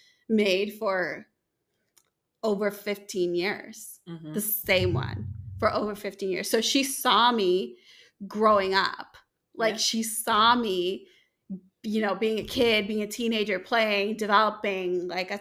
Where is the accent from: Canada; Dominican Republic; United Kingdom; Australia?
Dominican Republic; moved away as an adult; also born or lived in Tampa, Florida / Greenville, South Carolina; now in Detroit, United States; I grew up in Dominican Republic, born and raised there until I was 18.